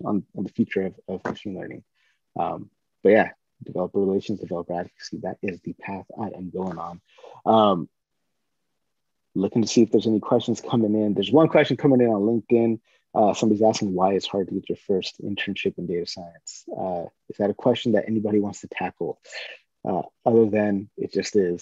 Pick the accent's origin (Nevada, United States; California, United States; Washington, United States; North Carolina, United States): California, United States; Northern; I grew up in Northern California